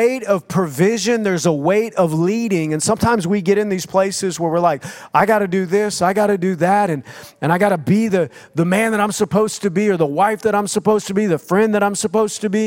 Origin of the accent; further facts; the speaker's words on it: United States; moved away as an adult; also born or lived in Oklahoma / Minnesota; now in Florida, United States; I grew up in Oklahoma and Minnesota